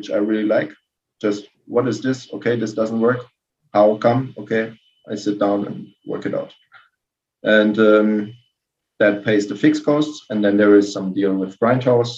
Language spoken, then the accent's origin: English; Karlsruhe, Baden-Württemberg, Germany; I grew up in Karlsruhe, which is like just over the border, like from Strasbourg.